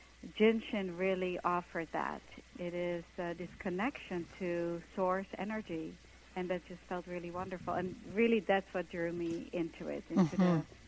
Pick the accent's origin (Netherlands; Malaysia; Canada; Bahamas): Netherlands; English is a second language; now in New York, United States; I came from Holland to New York to be a dancer